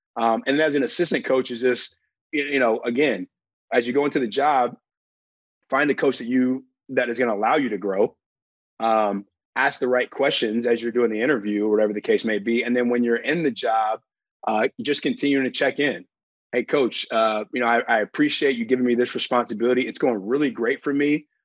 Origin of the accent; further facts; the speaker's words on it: Alabama, United States; I grew up in Alabama.